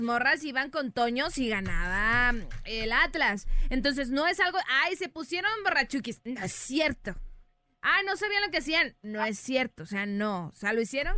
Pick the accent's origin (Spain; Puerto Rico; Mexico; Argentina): Mexico; somos mexicanos